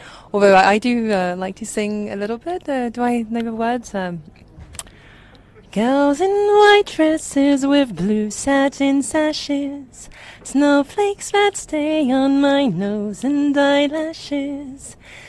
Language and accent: English; Uganda; born there; I was born in Uganda, and so it was one of the first songs I heard.